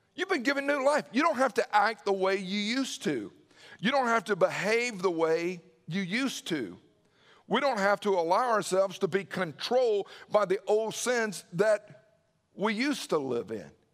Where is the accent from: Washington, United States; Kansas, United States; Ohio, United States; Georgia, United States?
Georgia, United States; Newnan; I remember growing up in Noonan